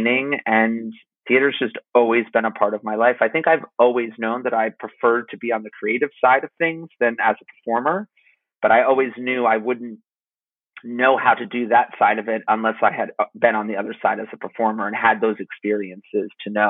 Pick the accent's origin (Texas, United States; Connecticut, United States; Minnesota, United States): Connecticut, United States; I am from Connecticut